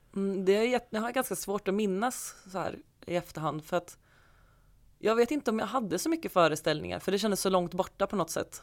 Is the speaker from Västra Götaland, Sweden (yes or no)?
no; Falkenberg, Halland County, Sweden; moved away; Jag är uppvuxen i Falkenberg